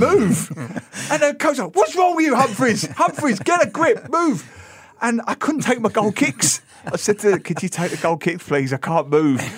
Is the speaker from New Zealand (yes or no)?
no; London, United Kingdom; now in Singapore; I grew up in London.